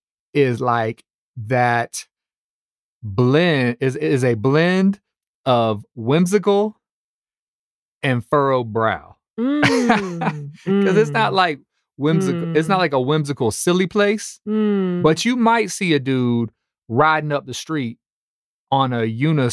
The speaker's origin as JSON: {"language": "English", "town": "Atlanta", "region": "Georgia", "country": "United States", "said": "I'm not from there. So, you know, I'm from Atlanta. I've been in Atlanta since before my 10th grade year of high school. This is home to me."}